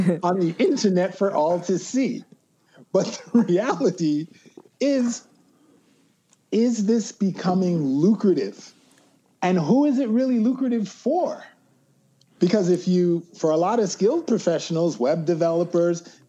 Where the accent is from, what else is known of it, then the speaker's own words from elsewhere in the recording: Jamaica; As a Jamaican